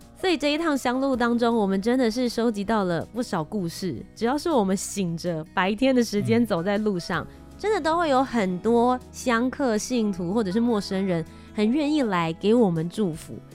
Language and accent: Chinese; Taiwan; 我台湾人还台湾人呢